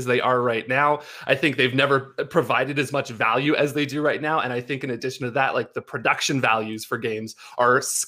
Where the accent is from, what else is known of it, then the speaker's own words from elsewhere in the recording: Canada; I'm Canadian